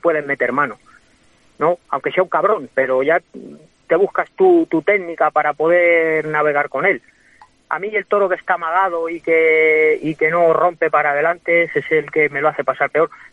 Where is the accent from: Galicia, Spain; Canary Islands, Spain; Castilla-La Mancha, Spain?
Castilla-La Mancha, Spain; Guadalajara; now in Madrid, Spain; soy de Guadalajara y voy mucho, pero, pero mi residencia es Madrid